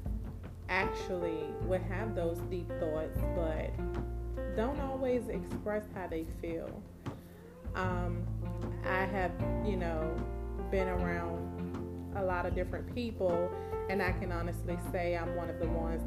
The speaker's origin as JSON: {"language": "English", "town": "Petersburg", "region": "Virginia", "country": "United States", "tie": "born or raised there", "said": "I am from Petersburg, Virginia, born and raised"}